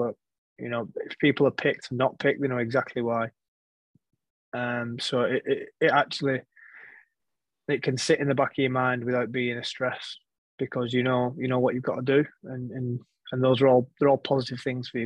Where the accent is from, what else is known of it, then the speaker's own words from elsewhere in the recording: England, United Kingdom; I'm passionate about being English and representing in my country